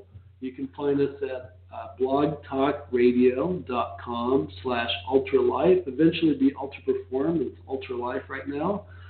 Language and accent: English; New York, United States; born there; I was born in New York.